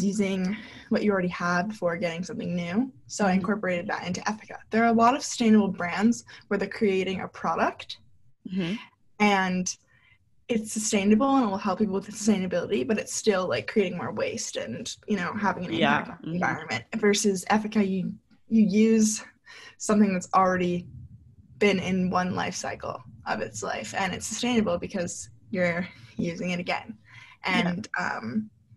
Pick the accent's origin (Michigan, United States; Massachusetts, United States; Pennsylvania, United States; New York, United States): New York, United States; also born or lived in North Carolina; I'm from New York.